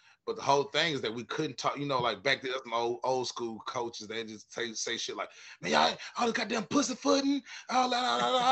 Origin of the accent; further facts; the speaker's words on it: West Tennessee, United States; now in Nashville, United States; I'm originally from West Tennessee, a little bitty country town, about 20 minutes outside of Jackson